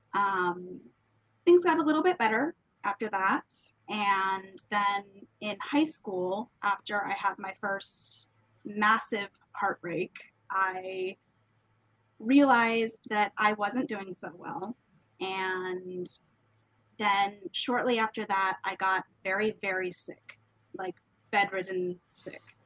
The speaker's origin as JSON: {"language": "English", "town": "Washington", "region": "District of Columbia", "country": "United States", "said": "I am someone from the Washington, D.C. metro area"}